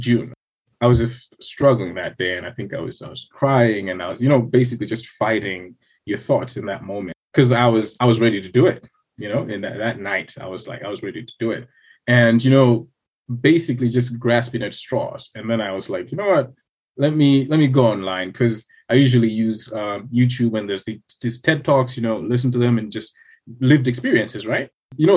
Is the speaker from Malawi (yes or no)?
yes; Blantyre, Southern Region, Malawi; also born or lived in Lilongwe, Malawi; I was originally from Blantyre, so I moved to the capital, worked there for about 3 years, and then now I moved back here